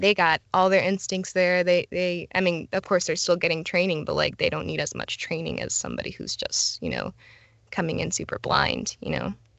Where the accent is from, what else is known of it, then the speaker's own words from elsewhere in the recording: Florida, United States; I was born and raised in Florida